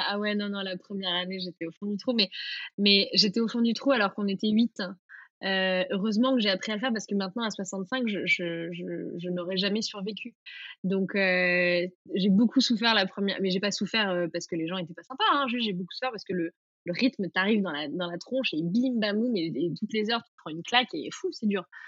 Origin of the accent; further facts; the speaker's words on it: Vichy, Auvergne-Rhône-Alpes, France; moved away; also born or lived in United States; j'ai grandi à Vichy